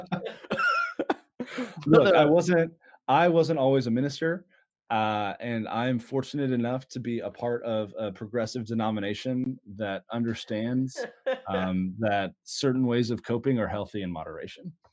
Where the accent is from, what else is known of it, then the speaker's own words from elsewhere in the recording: Dallas, Texas, United States; I'm from Dallas